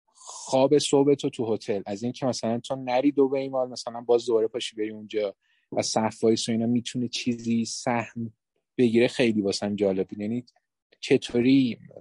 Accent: Iran; ما خودمونم که بالاخره در همینجا بزرگ شدیم

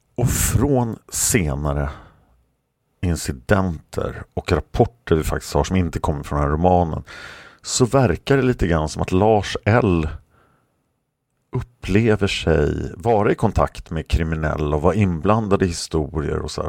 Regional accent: Sweden; som svensk

